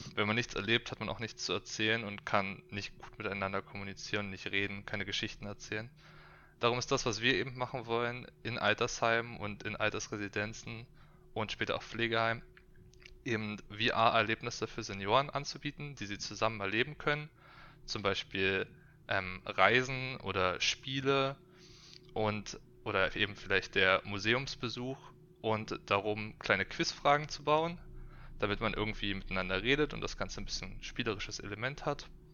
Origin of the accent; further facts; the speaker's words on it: Berlin, Germany; ich bin gebürtiger Berliner, komme von hier